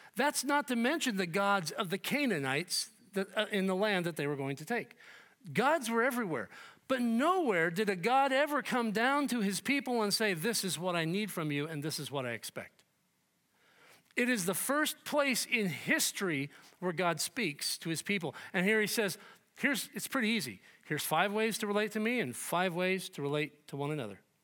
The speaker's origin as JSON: {"language": "English", "country": "United States", "said": "We, as evangelical American Christians"}